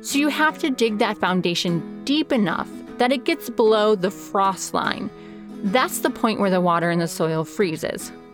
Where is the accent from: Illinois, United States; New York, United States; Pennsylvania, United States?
Illinois, United States; Chicago; moved away; I grew up outside of Chicago, which means I grew up with basements